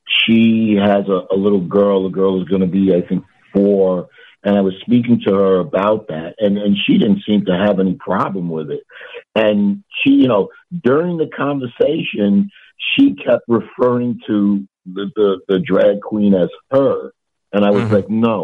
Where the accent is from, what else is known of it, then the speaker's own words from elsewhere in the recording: New York City, New York, United States; I grew up in New York City in the 60s and 70s